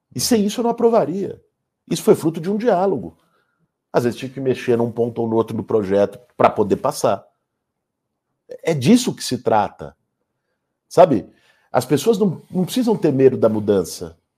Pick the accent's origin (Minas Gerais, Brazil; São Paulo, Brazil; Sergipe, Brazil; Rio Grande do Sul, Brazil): São Paulo, Brazil; Eu sou paulistano, 41 anos de vida, 41 anos na cidade de São Paulo